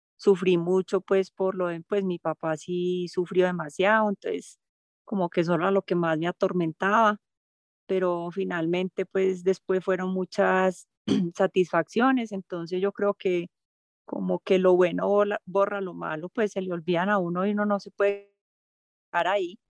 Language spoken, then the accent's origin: Spanish; Antioquia, Colombia; soy paisa y ¿qué más puedo pedir? ser antioqueña es el mayor orgullo para mí